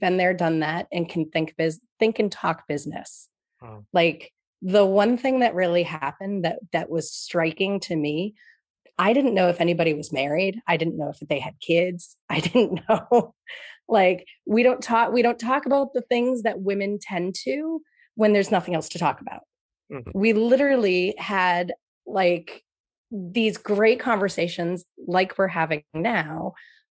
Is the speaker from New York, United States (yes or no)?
yes; New York, United States; now in Boston, United States; I grew up in New York